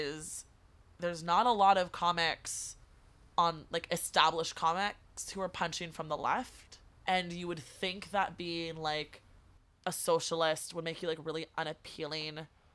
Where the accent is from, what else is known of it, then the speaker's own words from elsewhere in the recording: California, United States; as a woman, as a Californian